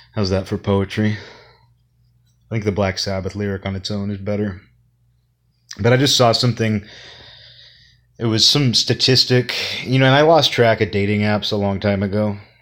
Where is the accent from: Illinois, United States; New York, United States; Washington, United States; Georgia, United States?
Washington, United States; Kirkland; The only nightclub in Kirkland when I was growing up was called Dynamite